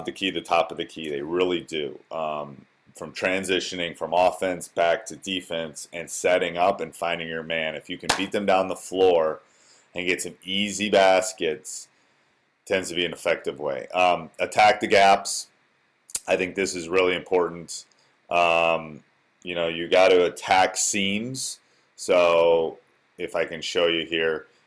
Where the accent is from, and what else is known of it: Wisconsin, United States; born or raised there